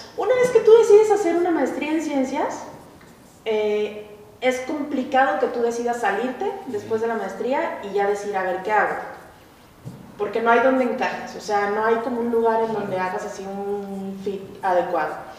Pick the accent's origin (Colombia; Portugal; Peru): Colombia; moved away; also born or lived in Veracruz, Mexico; nací en Veracruz, crecí en Colombia.